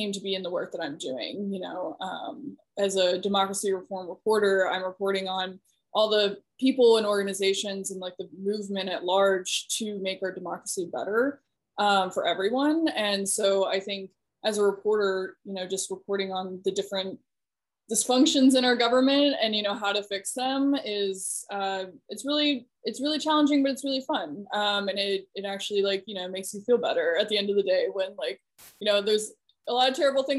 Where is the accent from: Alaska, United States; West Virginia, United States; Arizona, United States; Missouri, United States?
West Virginia, United States; moved away as an adult; also born or lived in Syracuse, New York / Eastern Shore of Maryland; I'm originally from West Virginia, born and raised there